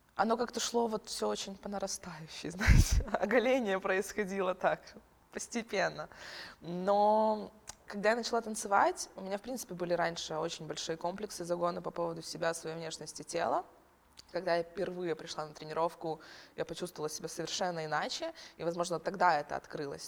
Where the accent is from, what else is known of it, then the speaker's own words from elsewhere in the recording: Ukraine; moved away as an adult; now in Lithuania; я украинка